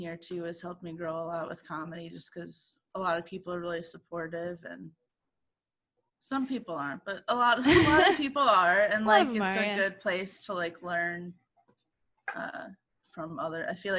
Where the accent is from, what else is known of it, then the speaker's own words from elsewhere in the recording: Midwest, United States; moved away as an adult; now in Seattle, United States; Like being an hour and a half, 2 hours away from my hometown isn't like really.